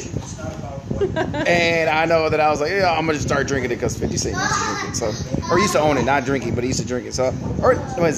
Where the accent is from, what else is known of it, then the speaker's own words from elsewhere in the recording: Grand Rapids, Michigan, United States; I am from Grand Rapids, Michigan